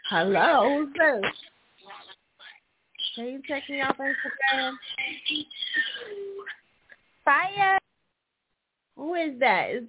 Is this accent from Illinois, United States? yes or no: no; New Jersey, United States; sewer line, Jersey, what up? My home state.